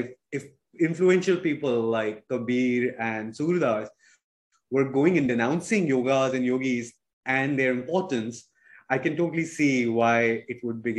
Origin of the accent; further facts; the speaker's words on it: India; growing up in India.